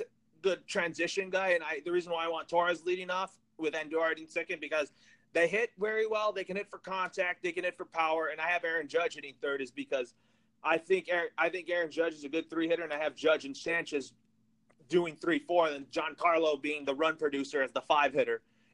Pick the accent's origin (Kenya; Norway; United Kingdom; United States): United States; Burbank, California; grew up 15 minutes away from where I live, which, you know, since I'm from Burbank